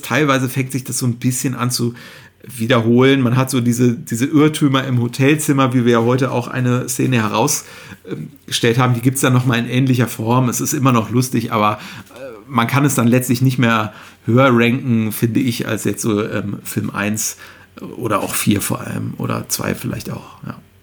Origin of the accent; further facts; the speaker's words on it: Cologne, North Rhine-Westphalia, Germany; ich ja als, äh, gebürtiger Kölner